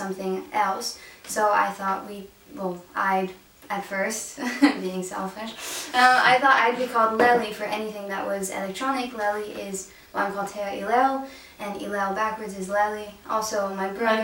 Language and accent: English; France; accent: American; moved away as an adult; also born or lived in United States; now in London, United Kingdom; I'm from France, born and raised, but my mom is American, hence the American accent.